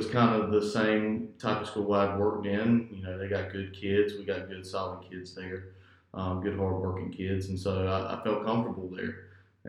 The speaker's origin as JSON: {"language": "English", "town": "Coats", "region": "North Carolina", "country": "United States", "tie": "born or raised there", "said": "I'm from Harding County. I grew up in Coates"}